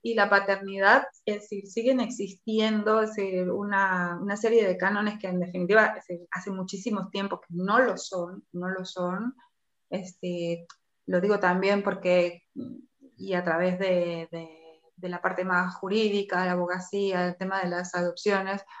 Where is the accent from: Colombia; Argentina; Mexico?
Argentina; now in Spain; yo soy argentina y vengo de una sociedad que, fue colonia